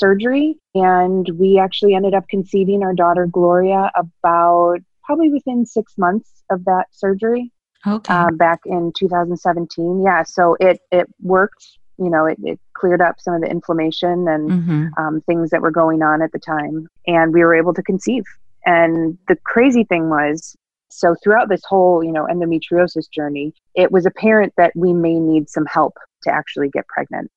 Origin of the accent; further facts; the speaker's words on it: Buffalo, New York, United States; I grew up in the Buffalo, New York area.